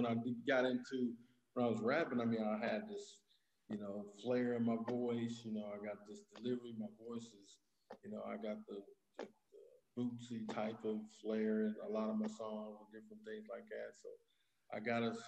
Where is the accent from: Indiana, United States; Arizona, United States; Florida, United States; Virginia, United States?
Indiana, United States; Indianapolis; I'm originally from Indianapolis, born and raised in Indianapolis, east side of Indianapolis